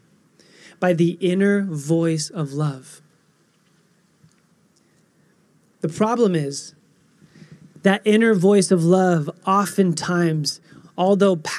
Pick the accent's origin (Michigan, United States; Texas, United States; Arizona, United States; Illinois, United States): Arizona, United States; Phoenix; I was born in Phoenix